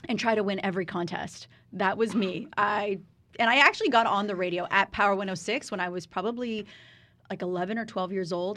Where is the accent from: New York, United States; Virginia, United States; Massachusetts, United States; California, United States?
California, United States; Riverside; now in Los Angeles, United States; I was born and raised in Riverside